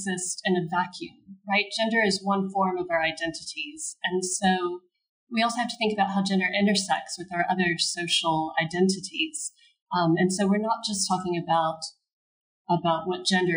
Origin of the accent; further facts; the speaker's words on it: United States; now in United Kingdom; an American woman living in the UK